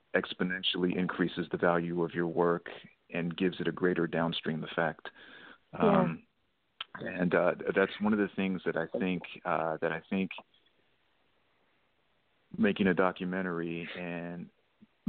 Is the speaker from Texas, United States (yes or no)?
yes; Texas, United States; moved away; that is my home state